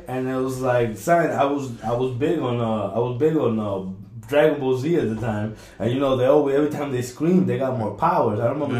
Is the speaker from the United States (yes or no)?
no; Peru; born there; It's the same thing in Peru. You know, I was born in Peru.